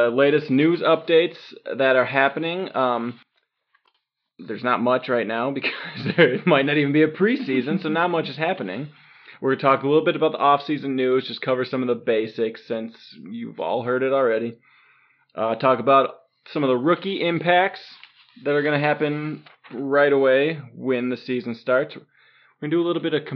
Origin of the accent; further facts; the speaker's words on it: Milwaukee, Wisconsin, United States; we're from the Milwaukee area, so we're both raised Packer fans